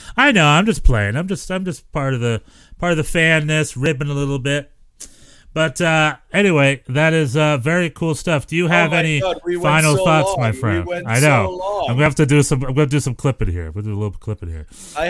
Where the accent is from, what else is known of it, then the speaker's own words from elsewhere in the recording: North Carolina, United States; I'm from North Carolina